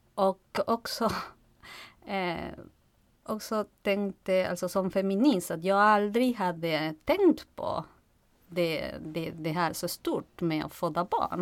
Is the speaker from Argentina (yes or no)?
yes; Argentina; Swedish is a second language; moved away as an adult; now in Stockholm, Sweden; Jag kommer från eh, Argentina